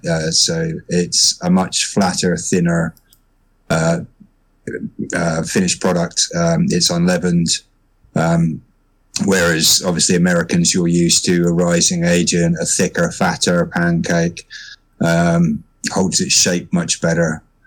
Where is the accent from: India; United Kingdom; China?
United Kingdom; I am a Brit.